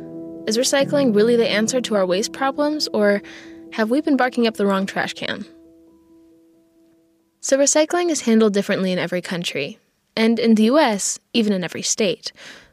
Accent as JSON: {"language": "English", "town": "Baltimore", "region": "Maryland", "country": "United States", "tie": "born or raised there", "said": "In my hometown of Baltimore"}